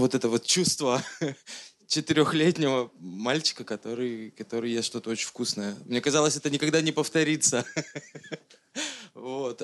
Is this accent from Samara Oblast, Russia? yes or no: no; Nizhny Tagil, Sverdlovsk Oblast, Russia; Я тоже из Нижнего Тагила